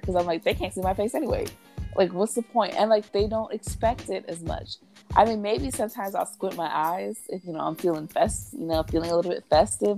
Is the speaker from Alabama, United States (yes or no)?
yes; Alabama, United States; I'm from Alabama.